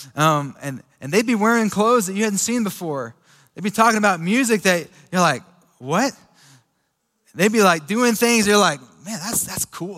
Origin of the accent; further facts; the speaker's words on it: Sweetwater, United States; me growing up in Sweetwater